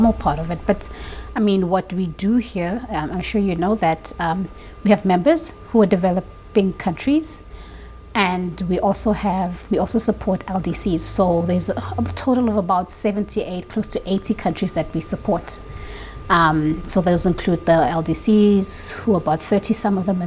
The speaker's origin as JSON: {"language": "English", "town": "Pretoria", "region": "Gauteng", "country": "South Africa", "moved": "as an adult", "lives_now": "Geneva, Switzerland", "said": "I'm from Pretoria originally, the capital city of South Africa."}